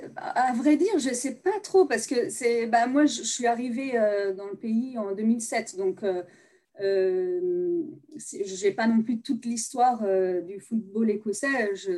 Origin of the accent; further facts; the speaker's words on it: Nantes, Pays de la Loire, France; also born or lived in United States; je viens de Nantes